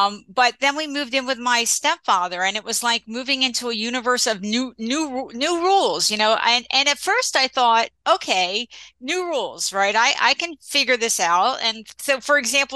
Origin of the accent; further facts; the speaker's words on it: New Jersey, United States; also born or lived in Philadelphia; I grew up in Central Jersey